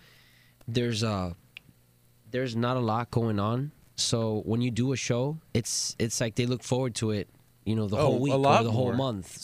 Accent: Miami, Florida, United States; moved away as an adult; now in Los Angeles, United States; I'm actually from Miami, man. Born and raised

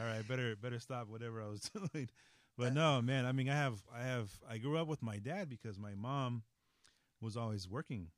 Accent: Los Angeles, California, United States; also born or lived in San Francisco; we moved from San Francisco. Mm-hmm. Uh, to Los Angeles

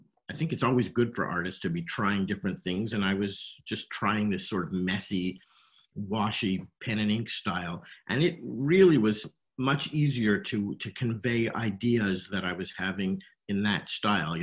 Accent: Montreal, Quebec, Canada; moved away as an adult; now in United States; I grew up in Montreal

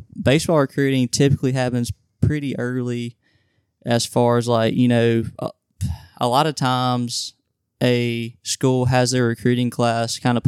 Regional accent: Madison, Mississippi, United States; I'm from Madison, Mississippi, just like Wilson is

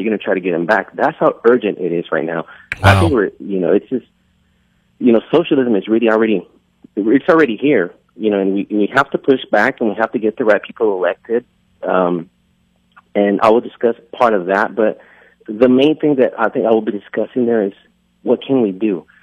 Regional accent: California, United States; moved away; also born or lived in Texas; I was born in California

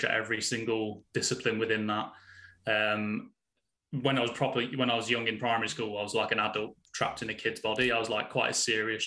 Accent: Warwickshire, West Midlands, United Kingdom; moved away as an adult; also born or lived in Sheffield; I'm originally from Warwickshire, which no one knows where that is. So then I go to Birmingham, but without the accent

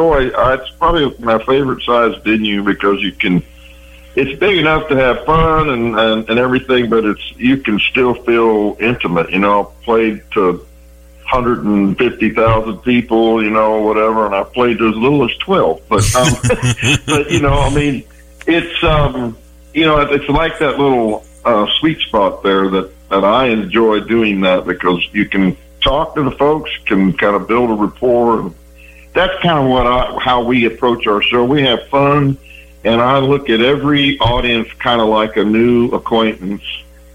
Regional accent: Lebanon, Ohio, United States; Lebanon, Ohio.

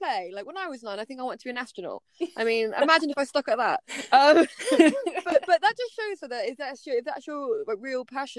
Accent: South of England, United Kingdom; I mean, you know, you're Northerner, I'm Southerner

